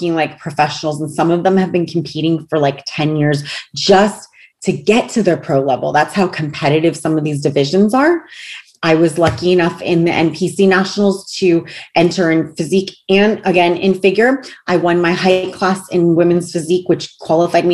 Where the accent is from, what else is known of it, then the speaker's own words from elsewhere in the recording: United States; I'm an American